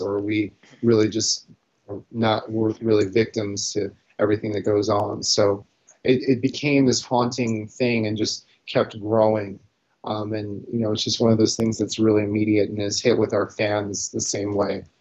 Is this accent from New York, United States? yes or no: yes; New York City, New York, United States; growing up in New York